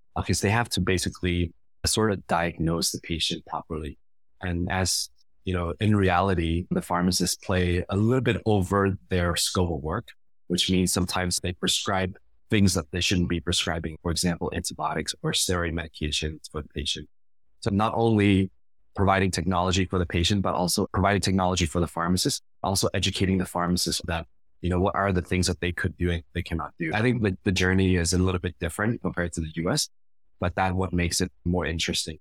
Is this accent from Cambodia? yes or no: yes; Cambodia; moved away; also born or lived in United States; I've been back to Cambodia now, to my home country, for over ten years